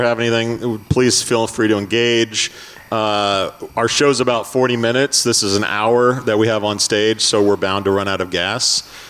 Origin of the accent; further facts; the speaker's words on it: Indiana, United States; By the way, saying we're from Indiana isn't very dangerous.